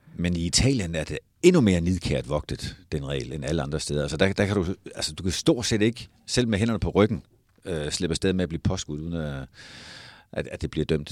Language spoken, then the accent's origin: Danish; Denmark; vi som danskere